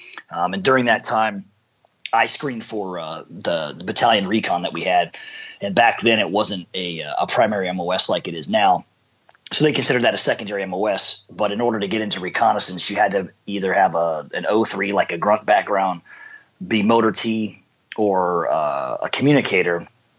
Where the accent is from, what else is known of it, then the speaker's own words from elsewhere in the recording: San Diego, California, United States; And the neighborhood I grew up in, I grew up in Southeast San Diego. Off of place called Skyline Drive.